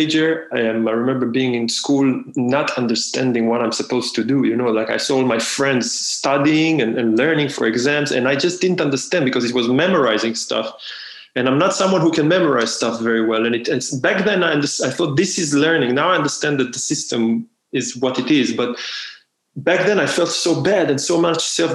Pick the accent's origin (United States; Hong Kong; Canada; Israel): Israel; moved away; I'm from Israel